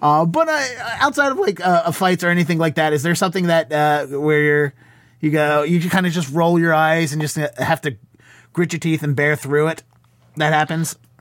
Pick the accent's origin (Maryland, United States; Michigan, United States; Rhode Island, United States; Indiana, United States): Maryland, United States; Baltimore; moved away as an adult; now in Boston, United States; I grew up in Baltimore, and I started at the Baltimore Comedy Factory